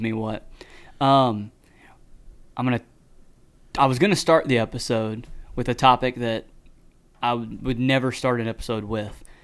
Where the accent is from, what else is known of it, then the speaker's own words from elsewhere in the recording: Texas, United States; we're from Texas